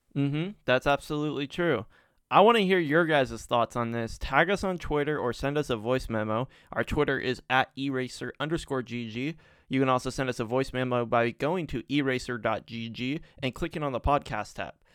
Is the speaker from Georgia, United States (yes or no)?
no; California, United States; growing up in California